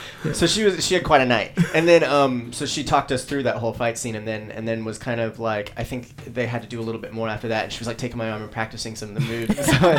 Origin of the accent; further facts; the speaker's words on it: Georgia, United States; moved away as an adult; I'm from Georgia, originally, a small town in Georgia.